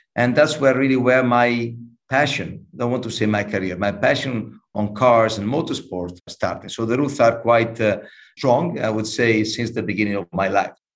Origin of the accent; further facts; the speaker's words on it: Imola, Emilia-Romagna, Italy; I was born in Imola. So, for the ones that knows a little bit more about motorsport, Imola is a small city close to Bologna, north of Italy